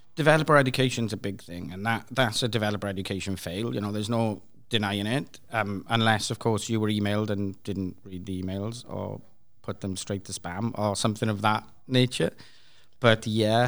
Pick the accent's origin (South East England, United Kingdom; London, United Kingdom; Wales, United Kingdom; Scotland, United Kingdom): Wales, United Kingdom; Swansea; I'm from Swansea in the U K